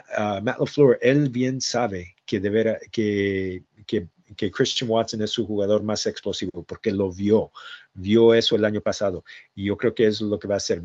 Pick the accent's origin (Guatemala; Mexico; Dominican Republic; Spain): Mexico; Jalisco; moved away; siempre se nos escapa un poquito de español porque yo soy de Jalisco